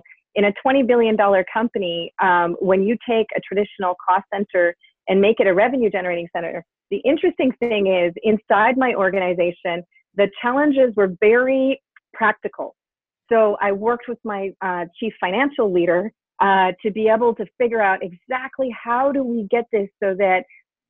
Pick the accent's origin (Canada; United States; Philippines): Canada; I am Canadian